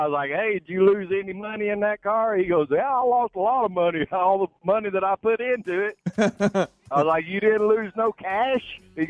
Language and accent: English; Birmingham, Alabama, United States; I'm from Birmingham, but I'm traveling right now.